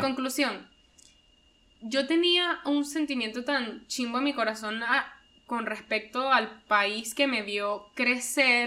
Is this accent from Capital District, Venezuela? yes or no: yes; Caracas, Capital District, Venezuela; moved away as an adult; now in United States; yo viví aquí 18 años de mi vida